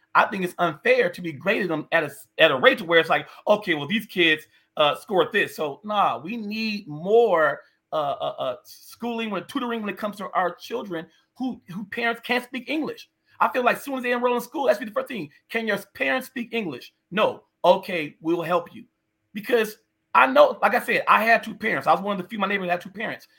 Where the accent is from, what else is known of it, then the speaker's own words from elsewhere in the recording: North Las Vegas, Nevada, United States; I literally grew up, born and raised in the city of North Las Vegas.